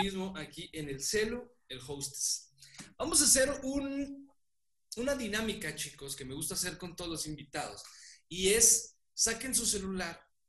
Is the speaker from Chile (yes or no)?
no; Mexico; Somos mexicanos, somos mexicanos